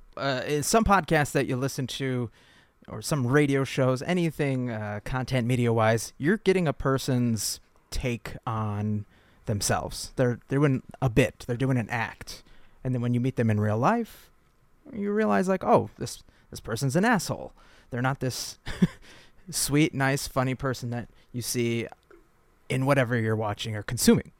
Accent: Lakeville, Minnesota, United States; We grew up in Lakeville, and there was a big Target, Great Land, and a Best Buy in Apple Valley

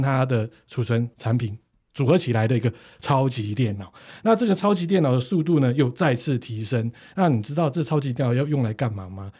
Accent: Taiwan; 像我们台湾说干杯就真的是全部干杯

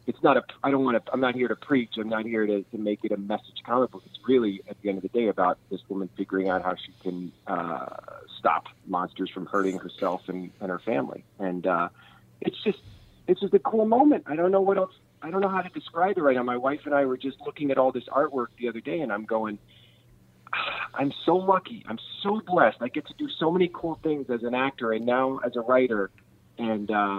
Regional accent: Kansas City, United States; I grew up in Kansas City with my local creature feature host was named Cremation Mortem

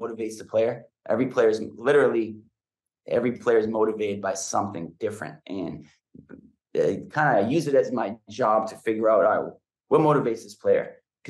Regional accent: New Hampshire, United States; moved away; It's the community where I grew up. It's every day growing up in New Hampshire

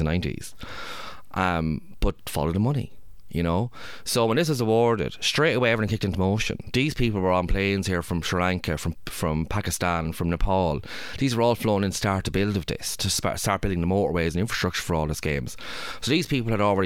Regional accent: Ireland; I'm from Ireland

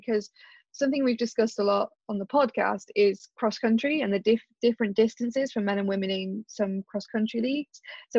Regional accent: Leicester, East Midlands, United Kingdom; now in Cardiff, United Kingdom; I used to live in Leicester. I was born and raised in Leicester. I only moved to Cardiff like 10 years ago

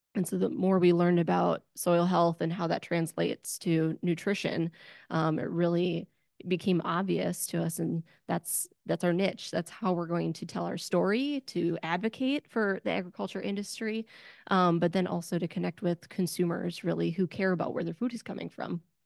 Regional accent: Wisconsin, United States; I'm from Wisconsin

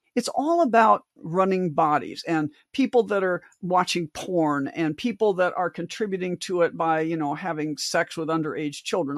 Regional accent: Omaha, Nebraska, United States; growing up in South Omaha

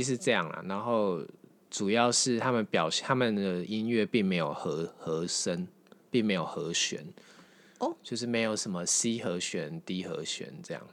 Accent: Taiwan; 我们台湾人

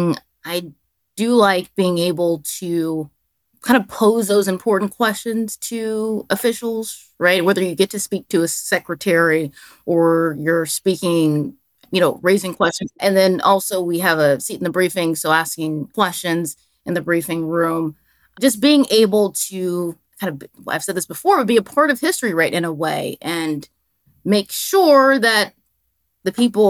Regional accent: Dallas, Texas, United States; also born or lived in Albuquerque, New Mexico; now in Washington, D.C., United States; I'm a Texan. So for those who don't know, I'm from Dallas, Texas.

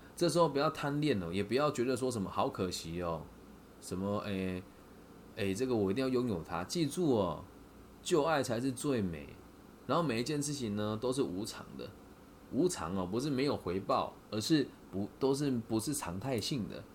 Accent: Taiwan; 我是台湾人

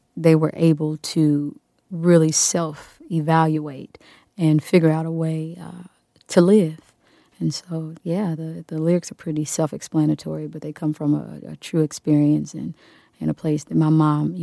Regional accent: Wyandotte County, Kansas, United States; moved away as an adult; I grew up in Wyandotte County, one of the poorest counties in Kansas.

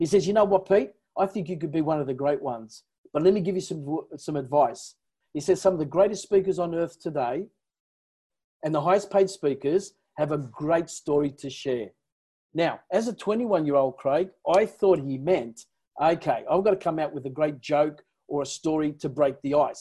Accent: Newcastle, New South Wales, Australia; first language Italian; English is a second language; I was born in Newcastle.

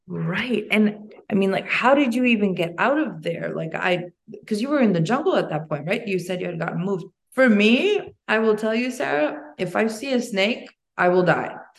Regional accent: Albania; now in United States; I come from Albania and there, you know, when I was born, there was the communist collapse

